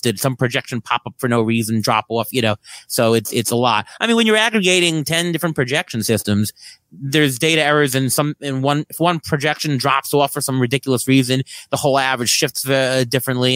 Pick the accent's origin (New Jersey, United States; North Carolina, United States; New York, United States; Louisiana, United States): New York, United States; New York City; I grew up in Queens. I grew up, uh, about two blocks from Saint John's University